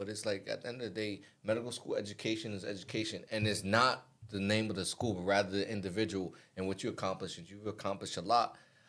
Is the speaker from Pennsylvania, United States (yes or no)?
no; New York City, New York, United States; moved away; also born or lived in Newark, New Jersey / Georgia / Connecticut; I'm originally from the Bronx, New York. Family from Mali and Cameroon.